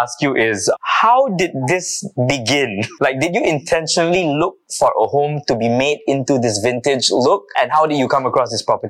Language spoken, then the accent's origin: English; Penang, Malaysia; I also come from Penang, but I grew up in a pre-war home as well.